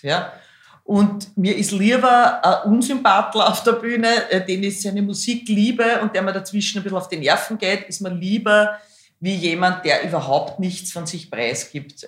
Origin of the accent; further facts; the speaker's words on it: Schwechat, Lower Austria, Austria; also born or lived in Hainburg an der Donau / Bad Deutsch-Altenburg / Baden bei Wien; dann sind wir, mein Bruder, meine Mama, mein Papa und ich nach Schwächert gezogen und dann nach Rannersdorf und das war dann quasi mein schulische Sozialisation.